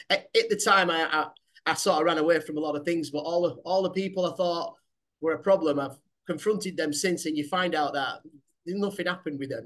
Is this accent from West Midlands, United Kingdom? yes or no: no; Manchester, North West England, United Kingdom; my hometown, Manchester.